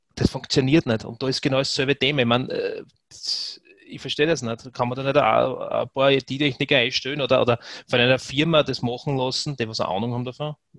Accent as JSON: {"language": "German", "country": "Austria", "said": "bei uns in Österreich"}